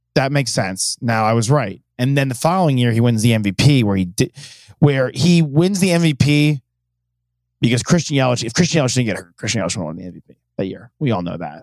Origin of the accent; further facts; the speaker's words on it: New York, United States; moved away; I grew up in New York